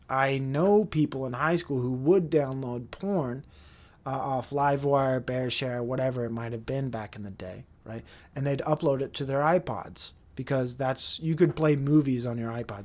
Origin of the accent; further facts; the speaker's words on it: Utah, United States; we're from Utah. We're the Utah guys